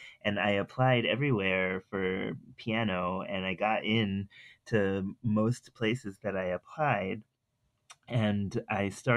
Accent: Providence, Rhode Island, United States; I grew up in Providence, Rhode Island

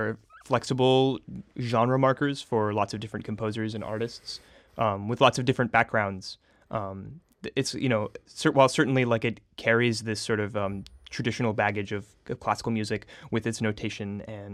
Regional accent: St. Petersburg, Florida, United States; moved away as an adult; now in Rochester, United States; I was born and raised in St. Petersburg, Florida, and grew up in the Tampa Bay area.

